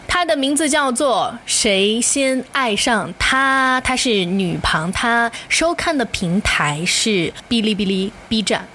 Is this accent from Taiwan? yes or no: no; Hong Kong; accent: Hong Kong-accented Mandarin (港普); Chinese is a second language; 我一口流利的港普